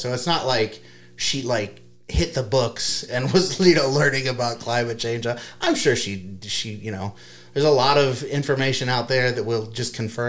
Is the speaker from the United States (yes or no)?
yes; United States; as an American.